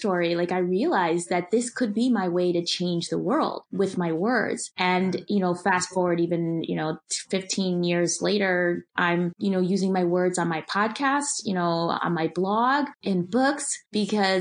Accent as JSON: {"language": "English", "town": "Milwaukee", "region": "Wisconsin", "country": "United States", "tie": "born or raised there", "said": "growing up in Milwaukee"}